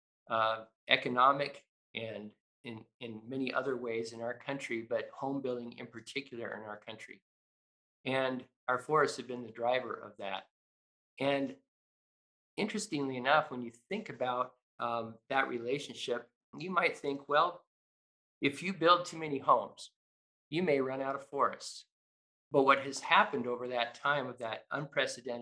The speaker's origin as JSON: {"language": "English", "region": "Idaho", "country": "United States", "tie": "born or raised there", "said": "I can't remember a time growing up in Idaho when I didn't look out the window and see forests."}